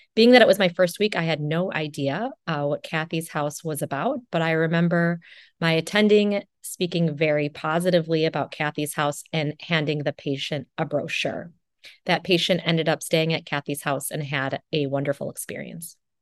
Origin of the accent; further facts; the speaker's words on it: Janesville, Wisconsin, United States; I'm originally from Janesville, Wisconsin